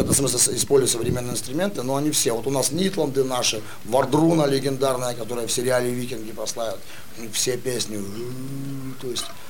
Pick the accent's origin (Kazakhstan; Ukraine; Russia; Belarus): Russia; Russian Far East; я родился и вырос на Дальнем Востоке